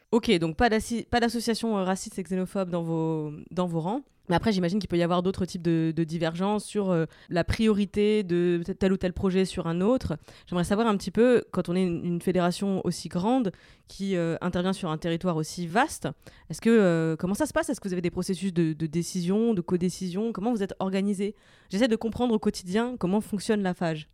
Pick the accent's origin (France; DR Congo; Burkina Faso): France; the East, eastern France; je viens de l'Est également